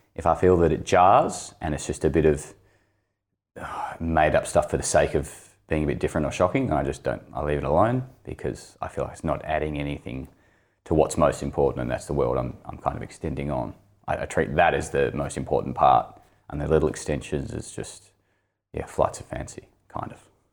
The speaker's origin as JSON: {"language": "English", "town": "Launceston", "region": "Tasmania", "country": "Australia", "tie": "born or raised there", "also_born_or_lived": "Greens Beach", "said": "I grew up in Launceston"}